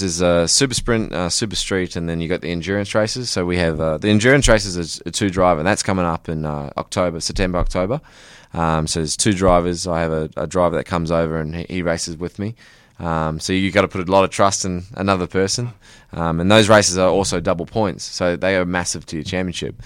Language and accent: English; New Zealand; now in Australia; I'm actually originally from New Zealand, um, but I've lived in Australia for 14 years.